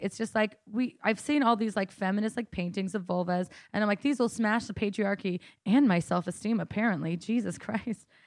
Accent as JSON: {"language": "English", "town": "Coeur d'Alene", "region": "Idaho", "country": "United States", "tie": "born or raised there", "said": "I'm from Coeur d'Alene, Idaho"}